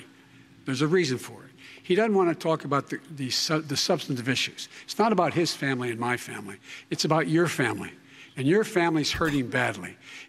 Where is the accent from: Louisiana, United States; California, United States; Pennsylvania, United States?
Pennsylvania, United States; Scranton; also born or lived in Claymont, Delaware; the middle-class families like I grew up in Scranton and Claymont.